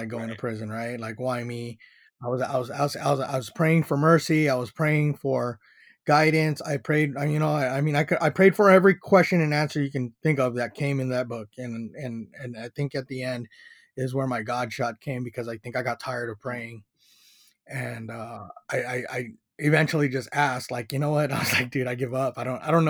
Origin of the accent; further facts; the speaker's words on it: San Diego, California, United States; I grew up in Paradise Hills